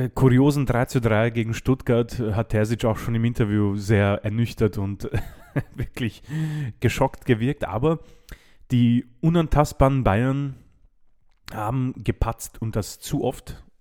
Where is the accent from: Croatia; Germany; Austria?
Croatia; habe ich ein bisschen Angst als Kroate